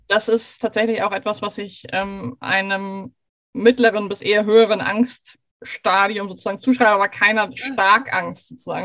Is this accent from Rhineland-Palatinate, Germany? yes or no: no; Hamburg, Germany; gebürtige Hamburgerin, aber gerade sage ich aus Schweden Hallo